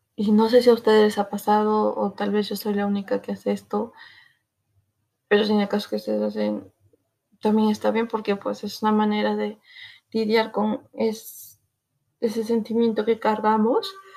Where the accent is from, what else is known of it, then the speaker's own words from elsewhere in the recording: Peru; soy de Perú, soy peruana